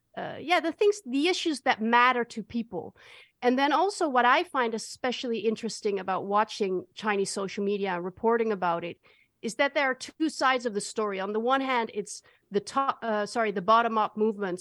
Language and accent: English; Netherlands; I'm from the Netherlands